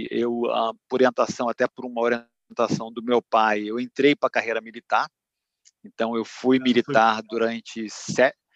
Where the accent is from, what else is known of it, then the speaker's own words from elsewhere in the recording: Duque de Caxias, Rio de Janeiro, Brazil; Eu sou nascido e criado no Rio de Janeiro, eu sou de Duque de Caxias, da Baixada Fluminense, de uma família de cinco, cinco filhos.